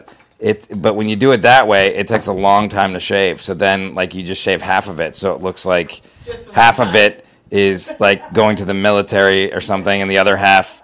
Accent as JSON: {"language": "English", "region": "Florida", "country": "United States", "said": "I'm from Florida"}